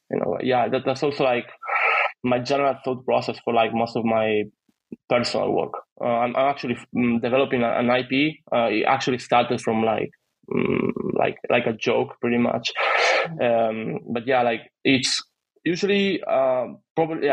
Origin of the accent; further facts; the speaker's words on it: Italy; moved away as an adult; also born or lived in United Kingdom; now in Croatia; I'm actually from Italy